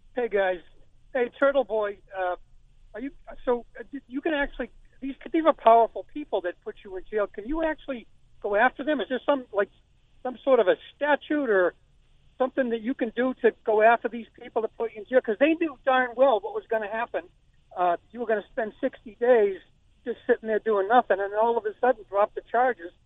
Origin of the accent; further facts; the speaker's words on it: Canton, Massachusetts, United States; now in New Hampshire, United States; even though I live in New Hampshire, I'm originally from Canton